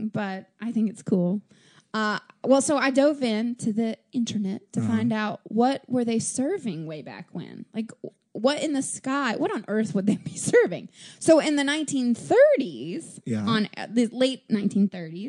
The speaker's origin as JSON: {"language": "English", "town": "Nashville", "region": "Tennessee", "country": "United States", "said": "I'm from Nashville"}